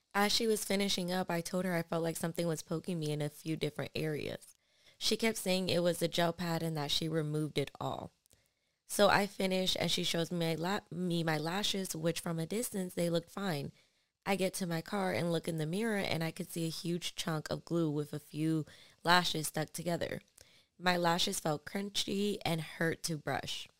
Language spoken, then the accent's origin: English; New York, United States; was born in New York, and that's just, that's what I've known